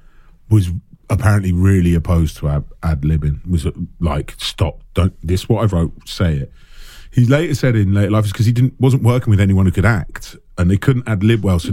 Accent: England, United Kingdom; we're from England

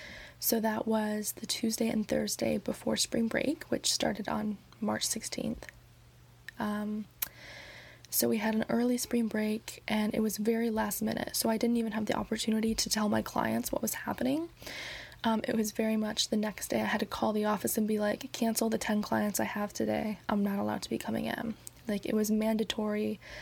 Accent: New York City, New York, United States; I came home because I'm from New York City. And I came home before all of this started happening with coronavirus, before New York City really started taking hits.

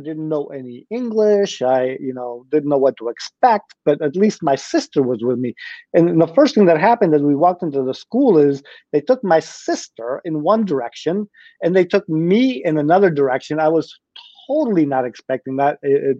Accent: Richmond, Virginia, United States; born or raised there; first language Spanish; English is a second language; also born or lived in Pamplona, Spain

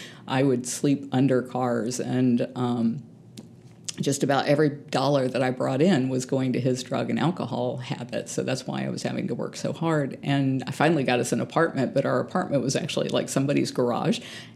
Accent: San Antonio, Texas, United States; born there; I was born in San Antonio, Texas, but we were driving through San Antonio, Florida.

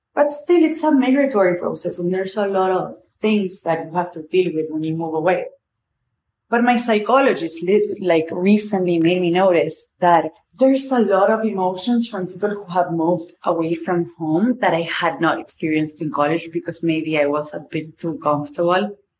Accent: Argentina; accent: Argentinian; first language Spanish; English is a second language; moved away as an adult; now in New York, United States; I'm Argentinian, my family's there, a lot of my friends are there, and my life is now in New York

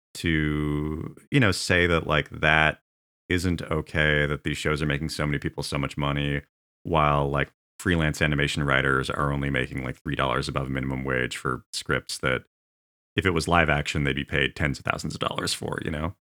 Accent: Tulalip Reservation, Washington, United States; I grew up in the Tlaloc Reservation

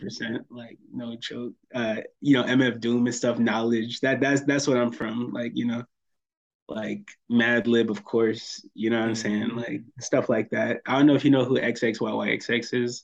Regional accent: Fayetteville, North Carolina, United States; moved away as an adult; also born or lived in Orlando, Florida; I'm from Fayetteville, North Carolina

